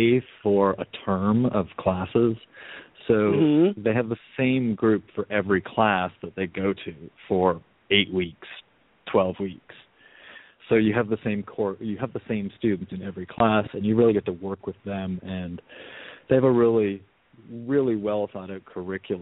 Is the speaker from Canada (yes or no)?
yes; Canada; moved away as an adult; also born or lived in Vancouver, Canada / Europe / Los Angeles, United States; We are both Canadian, and we moved from Vancouver to Europe, and we moved from Europe to America, and we now moved back to Canada